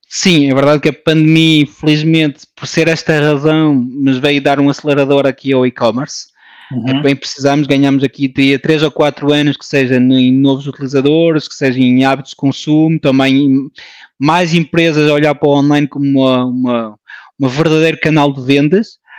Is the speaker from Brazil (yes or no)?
no; France; moved away as an adult; now in Portugal; Nasci em França, de pais portugueses, um, ah, uma família de imigrantes